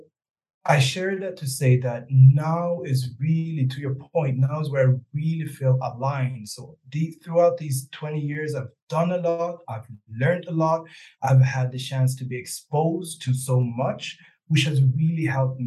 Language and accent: English; Sweden; moved away as an adult; also born or lived in Rwanda; now in Kigali, Rwanda; I'm born and raised in Sweden